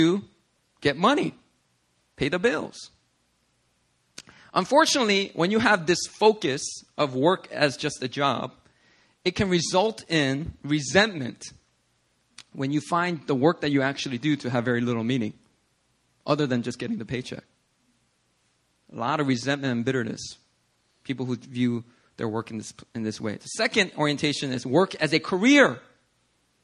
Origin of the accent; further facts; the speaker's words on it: United States; I'm an American citizen